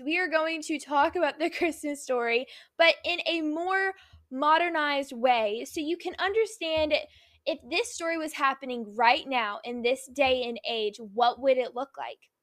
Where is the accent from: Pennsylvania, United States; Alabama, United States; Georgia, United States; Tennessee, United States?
Tennessee, United States; Nashville; now in Orlando, United States; I was born in Nashville